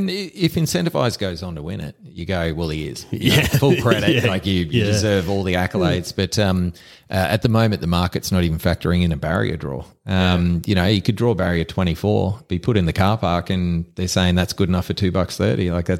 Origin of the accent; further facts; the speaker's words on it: Queensland, Australia; Like I grew up on the Bayside, lots of my mates, we'd go to Doomben or Eagle Farm on the weekend